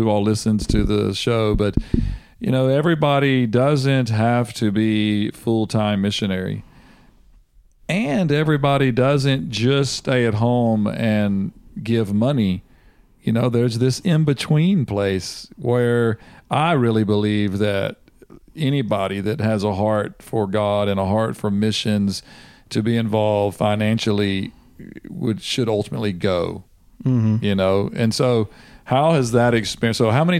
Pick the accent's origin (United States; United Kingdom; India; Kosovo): United States; as an American